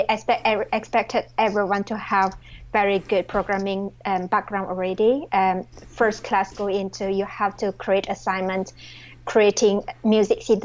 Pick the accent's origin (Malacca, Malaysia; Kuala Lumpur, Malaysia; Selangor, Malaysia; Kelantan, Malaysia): Malacca, Malaysia; English is a second language; moved away as an adult; also born or lived in Belfast, United Kingdom / Brighton, United Kingdom; now in Bristol, United Kingdom; I'm originally from a city called Malacca in Malaysia. I'm Malaysian Chinese